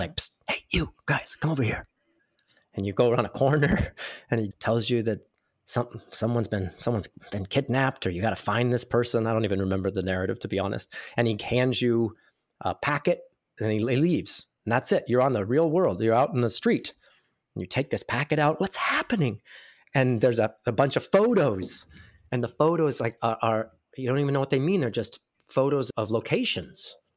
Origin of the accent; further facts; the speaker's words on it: Ruidoso, New Mexico, United States; also born or lived in Albuquerque, New Mexico; I'm from small town New Mexico. I was born in Albuquerque, New Mexico, and then lived in a ski resort town called Ruidoso for about twelve years